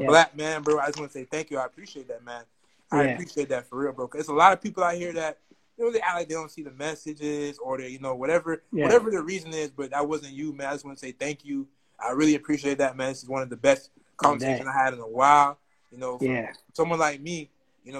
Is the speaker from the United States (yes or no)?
no; Jamaica; I'm Jamaican